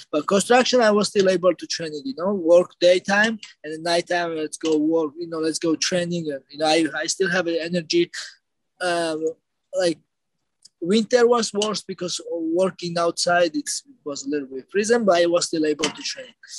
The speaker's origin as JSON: {"language": "English", "country": "Georgia", "said": "we are from Georgia. We're brothers"}